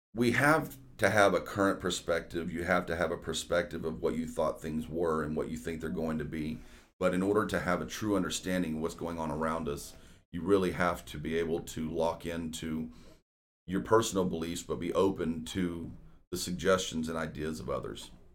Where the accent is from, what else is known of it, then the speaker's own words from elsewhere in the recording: Houston, Texas, United States; moved away as an adult; we moved back to Houston in two thousand three